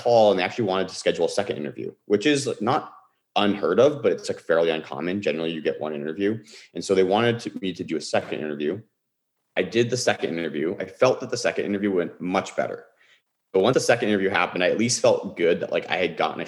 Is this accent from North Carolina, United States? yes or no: no; Bay Area, California, United States; I grew up in the Bay Area